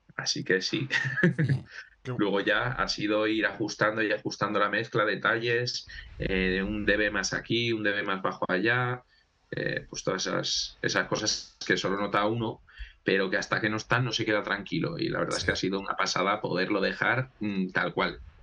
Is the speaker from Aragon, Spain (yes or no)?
yes; Huesca, Aragon, Spain; somos muchos de Huesca, muchos de nosotros somos de Huesca, entonces eh, aquí se nos llama Fatos a los de Huesca